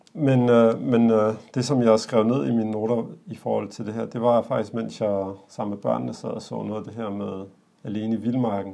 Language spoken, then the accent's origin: Danish; Denmark; os, der er født og opvokset her